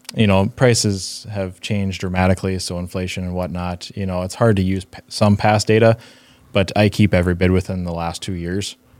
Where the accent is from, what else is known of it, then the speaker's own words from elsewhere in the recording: Northfield, Minnesota, United States; also born or lived in Pittsburgh, Pennsylvania; grew up, uh, early part of my life in Pittsburgh and then, um, moved to Northfield, Minnesota, just south of Twin Cities. So, um, went to, yeah, finished up school there, went to high school there